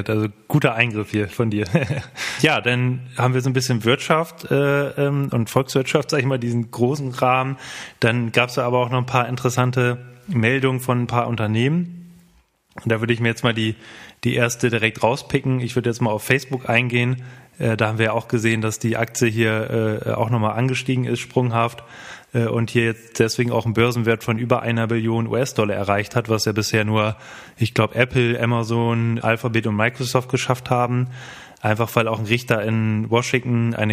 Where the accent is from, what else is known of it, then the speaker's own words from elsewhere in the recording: Bremen, Germany; Oh, und gerade als Bremer ist das ja nochmal ganz interessant.